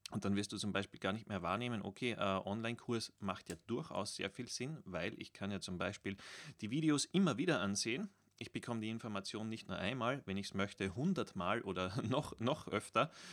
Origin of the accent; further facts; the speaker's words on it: Austria; als Österreicher